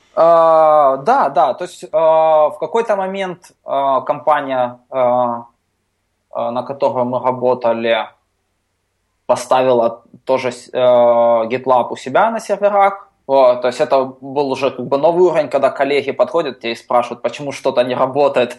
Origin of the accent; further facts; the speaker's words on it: Ukraine; я из Украины